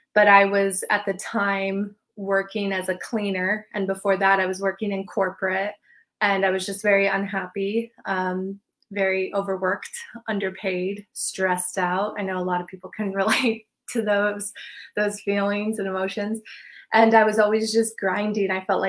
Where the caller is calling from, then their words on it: Palm Beach, Florida, United States; also born or lived in Hawaii; I'm in Palm Beach, Florida.